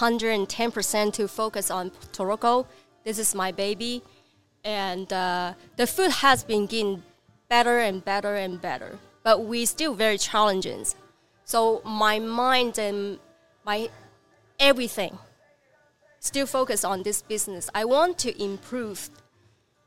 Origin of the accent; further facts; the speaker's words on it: Guangzhou, Guangdong, China; English is a second language; moved away as an adult; now in Redding, United States; I'm just a person that who lives in China for 32 years. I mean, I born and raised in China.